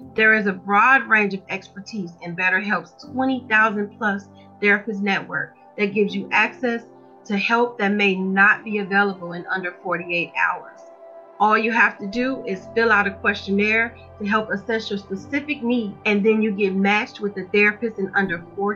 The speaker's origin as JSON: {"language": "English", "town": "Chicago", "region": "Illinois", "country": "United States", "tie": "born or raised there", "said": "I'm from Chicago, Illinois. So when I went to high school, we have metal detectors."}